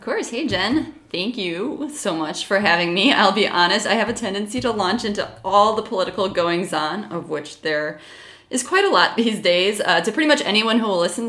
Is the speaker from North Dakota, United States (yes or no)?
no; Michigan, United States; moved away as an adult; also born or lived in New York / Indiana / Chicago / Oklahoma; now in Minneapolis, United States; I was born in New York, spent most of my childhood in Michigan